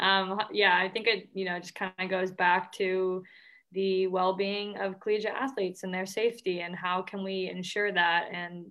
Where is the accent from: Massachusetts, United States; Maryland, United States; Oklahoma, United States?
Massachusetts, United States; Boston; So I'm actually from Boston